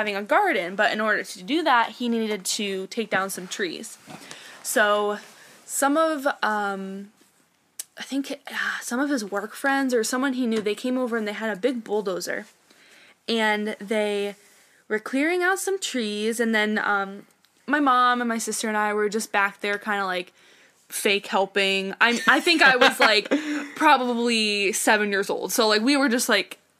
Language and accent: English; Ashtabula?, Ohio, United States; I grew up in Asheville, Ohio, with my parents and my sister